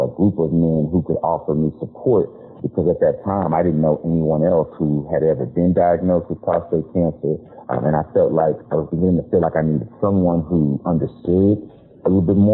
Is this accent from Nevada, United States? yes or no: no; Houston, Texas, United States; now in Austin, United States; I'm originally from Houston, Texas. I live in Austin now